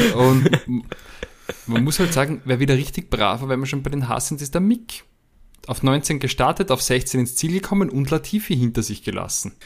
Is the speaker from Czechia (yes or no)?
no; Austria; bei uns in Österreich